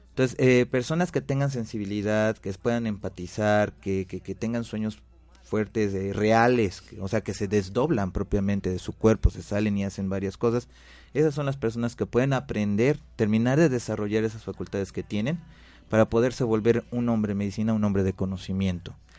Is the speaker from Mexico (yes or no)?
yes; Mexico; Nací en México y sí tengo sangre nativa